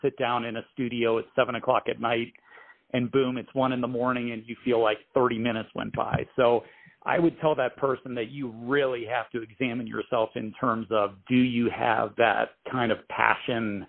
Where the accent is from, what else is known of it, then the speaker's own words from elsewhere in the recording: Pittsburgh, Pennsylvania, United States; moved away as an adult; also born or lived in San Francisco, California; now in Denver, United States; Born and raised in Pittsburgh, spent a little bit of time in San Francisco, California. back to Pittsburgh and now here in Denver